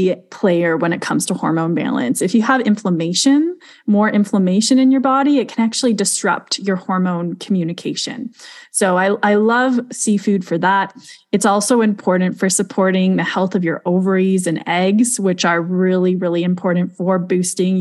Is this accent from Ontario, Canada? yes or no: no; Alberta, Canada; we're both from Alberta